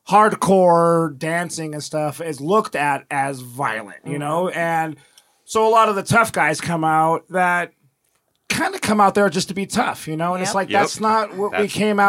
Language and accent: English; Reno, Nevada, United States; growing up in Reno